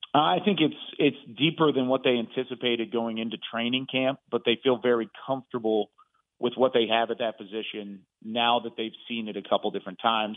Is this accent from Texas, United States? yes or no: yes; Waco, Texas, United States; I grew up in Waco, so sick 'em Bears.